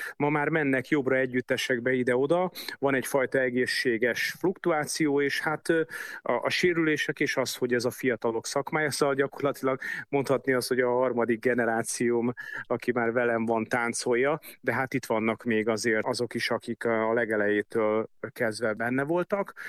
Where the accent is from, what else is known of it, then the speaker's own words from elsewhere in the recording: Budapest, Hungary; én a hetedik kerületben nőttem föl